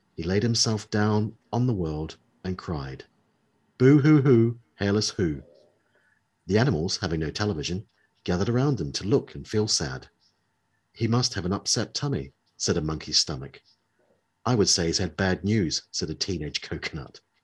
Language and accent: English; New Zealand; moved away; growing up in New, New Zealand.